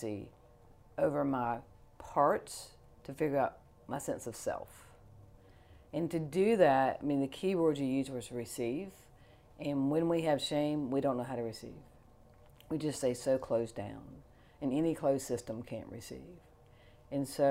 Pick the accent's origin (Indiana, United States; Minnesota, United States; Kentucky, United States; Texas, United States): Kentucky, United States; Fort Knox; I was born in Fort Knox, Ireland Army Hospital.